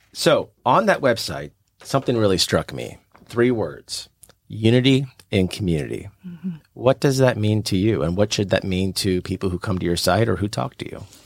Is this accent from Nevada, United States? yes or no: no; St. Louis, Missouri, United States; my family owned a store in St. Louis, where I'm from, born and raised in St. Louis, Missouri